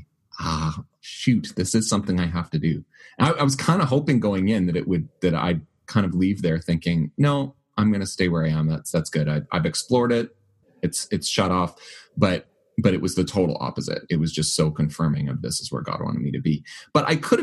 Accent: Winnipeg, Manitoba, Canada; also born or lived in Vancouver / Selkirk, Manitoba; I grew up in Winnipeg, went to seminary in Vancouver, spent 5 years there

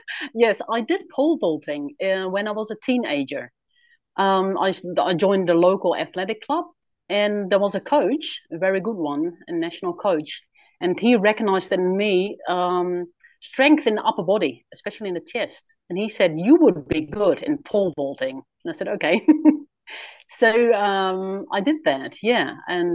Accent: Netherlands; Yes, I was born in Holland in 1983. Yeah, come from a nice, loving family.

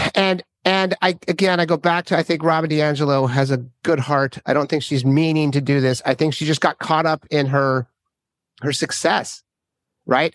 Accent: Minnesota, United States; I grew up in Minnesota

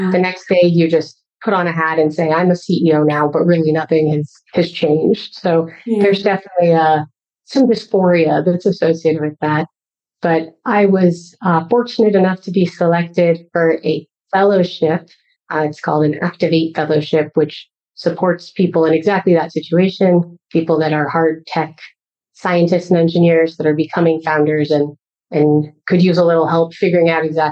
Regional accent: Colorado, United States; moved away as an adult; also born or lived in Pasadena, California; now in San Francisco Bay Area, United States; I'm actually from Colorado. So I lived there most of my life, but then I moved to California first to go to Caltech

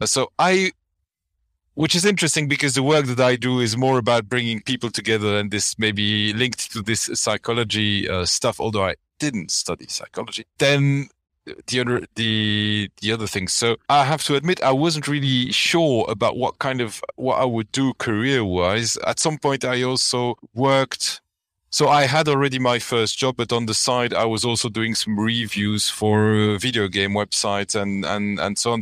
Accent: Flanders, Belgium; English is a second language; I'm from Belgium. You know, in our country, it always rains

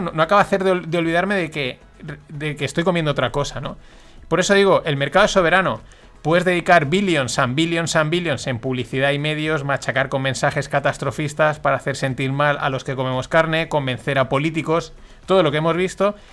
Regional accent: Valencian Community, Spain; yo como valenciano que soy

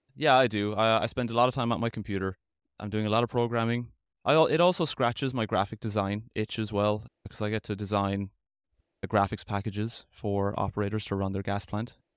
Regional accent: Limerick, Munster, Ireland; moved away as an adult; now in Tulsa, United States; I'm from Limerick, Ireland. That's where I'm from

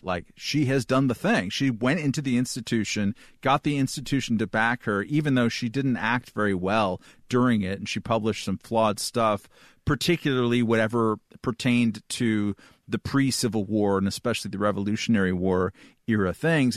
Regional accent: Chumash territory, California, United States; I grew up in Chumash territory

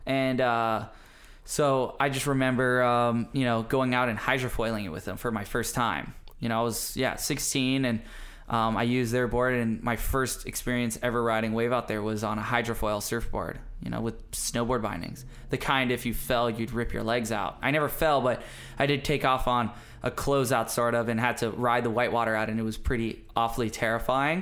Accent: Maui, Hawaii, United States; my development as a kid growing up on Maui

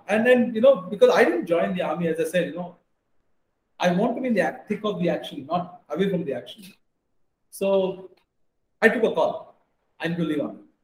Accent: Bangalore, Karnataka, India; moved away; also born or lived in Hyderabad; my wife is from Punjab and I'm from Bangalore, south down south

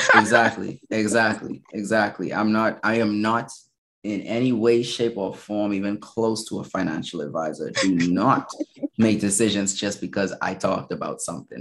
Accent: Bahamas; moved away as an adult; also born or lived in Minnesota, United States; now in Baltimore, United States; I'm from the Bahamas. Okay. So I um born and raised

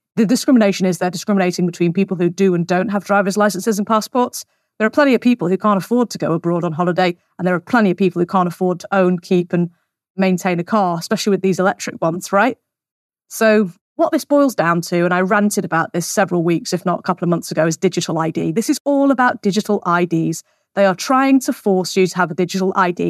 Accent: United Kingdom; we are British citizens

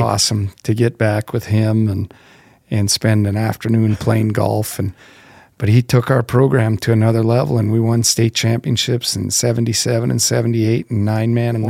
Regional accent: Zeeland, North Dakota, United States; I grew up in small town North Dakota, Zeeland, North Dakota, about 300 people.

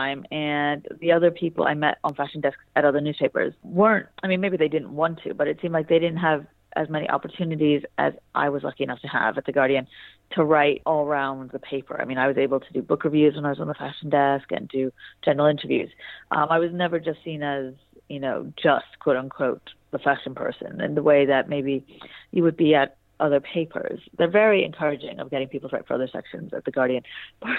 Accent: United States; now in United Kingdom; I am originally American

